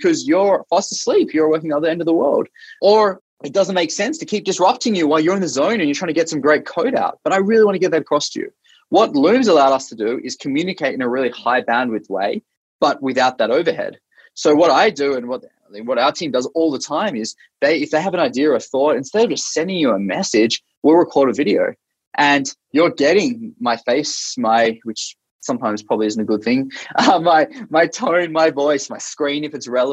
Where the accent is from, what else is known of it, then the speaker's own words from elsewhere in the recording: Australia; moved away as an adult; now in Bay Area, United States; I'm Australian originally. I grew up in Australia